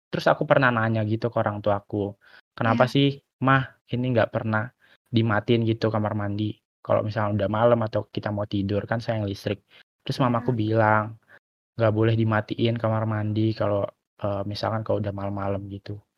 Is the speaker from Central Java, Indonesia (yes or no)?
no; Balige, North Sumatra, Indonesia; itu pas Natal aku tuh liburan ke kampung aku yaitu ada di uh, eh, Balige. Jadi Balige itu adalah kecamatan di Kabupaten Toba.